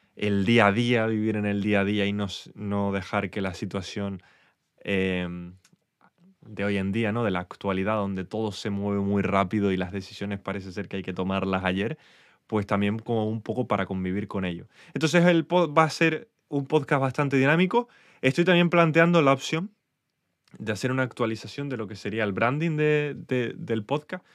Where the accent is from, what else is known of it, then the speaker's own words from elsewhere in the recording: Spain; accent: Spanish; mi acento español